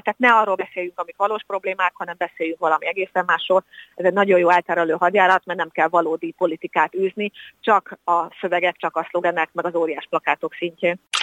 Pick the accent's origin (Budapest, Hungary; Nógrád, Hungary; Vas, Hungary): Vas, Hungary; Szombathely; én szombathelyi születésű vagyok.